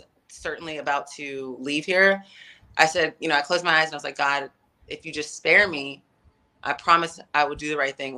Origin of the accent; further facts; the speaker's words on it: Atlanta, Georgia, United States; I'm in Atlanta, back in my hometown